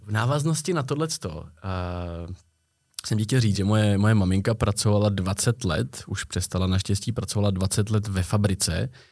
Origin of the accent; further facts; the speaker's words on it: Prague, Czechia; My jsme oba z Prahy, oba žijeme v centru Prahy víceméně